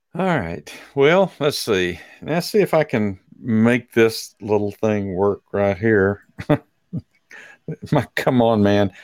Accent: Dallas, Texas, United States; I am from South Oak Cliff

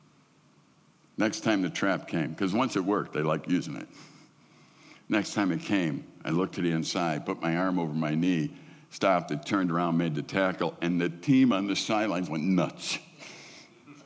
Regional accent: Midwest, United States; I'm a Midwesterner

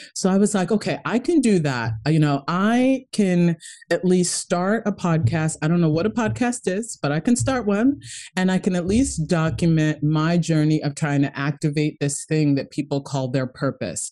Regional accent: Kenya; moved away; I'm originally from Kenya. My my whole family um, is pretty much there, and it's you know we came from a very tough upbringing.

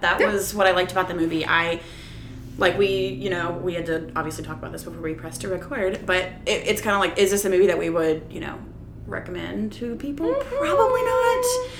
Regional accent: Wilmington, North Carolina, United States; also born or lived in New York; I am now back in my hometown, Wilmington, North Carolina. I'm technically living with my parents.

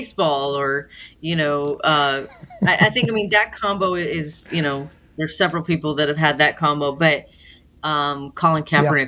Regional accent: Los Angeles, California, United States; I grew up in Los Angeles

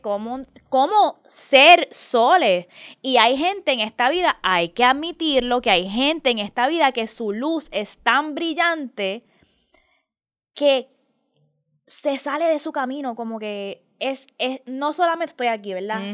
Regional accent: Puerto Rico; yo me crié con mi mamá en Puerto Rico

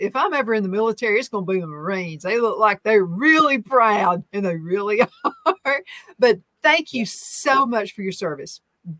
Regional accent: Oxford, Alabama, United States; moved away; when we were living in Oxford, Alabama, that's my old stomping grounds.

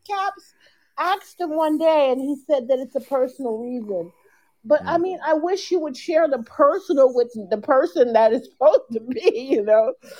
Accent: Chicago, Illinois, United States; I'm from Chicago

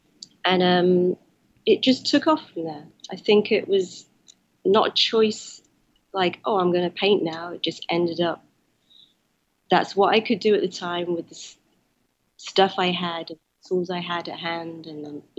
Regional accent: Wales, United Kingdom; he expected us to act and be Chinese, even though we were raised in Wales.

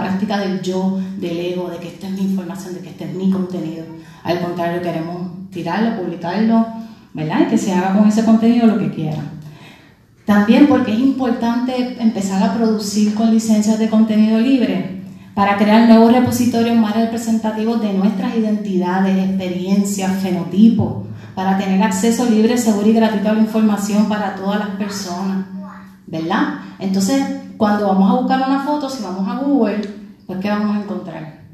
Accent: Puerto Rico; Siendo puertorriqueña

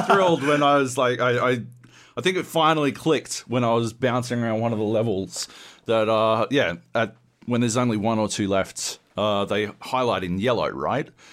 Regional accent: Australia; growing up in Australia

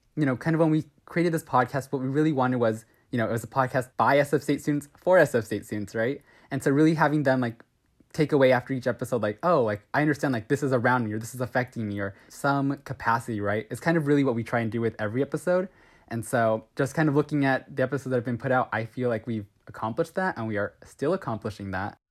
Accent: Southern California, United States; I'm from SoCal, I'm like an hour east of L A.

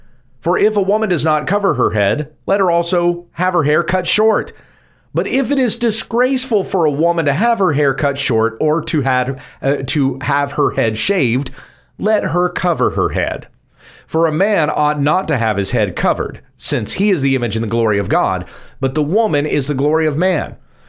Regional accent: the South, United States; I grew up in Southern {S2} yes. {S0} Baptist churches. {S2} In the South. {S0} In the South. A Baptist church in the South.

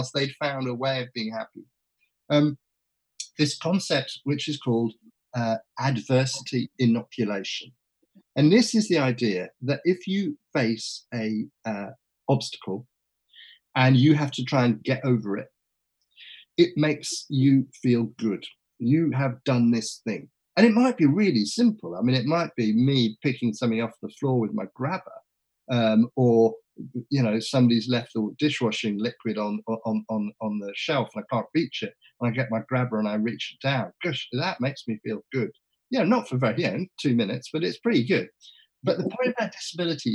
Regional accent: England, United Kingdom; I was from England

